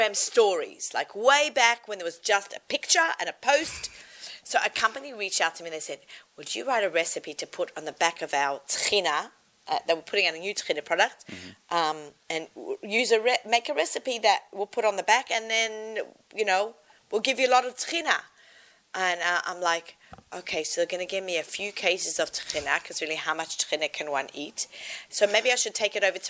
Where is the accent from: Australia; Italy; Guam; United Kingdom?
Australia; I'm Australian.